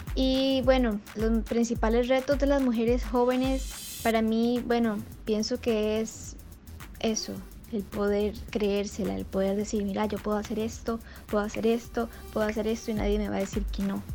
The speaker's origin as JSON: {"language": "Spanish", "town": "Cañas", "region": "Guanacaste", "country": "Costa Rica", "said": "soy de Cañas, Guanacaste"}